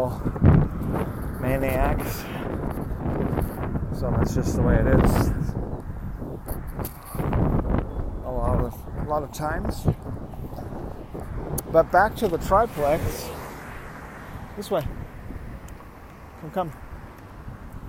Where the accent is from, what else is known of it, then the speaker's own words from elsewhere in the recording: Lynwood, California, United States; this home that I was born in Linwood, Compton area. That's South Los Angeles, basically.